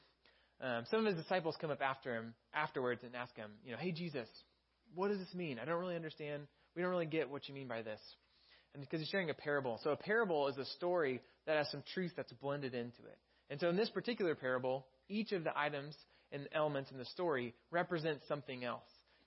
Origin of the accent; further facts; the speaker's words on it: Texas, United States; now in California, United States; I'm from Texas